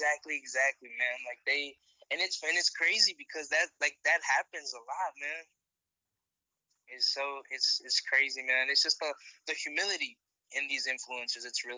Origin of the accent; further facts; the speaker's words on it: Virginia, United States; I'm from Virginia.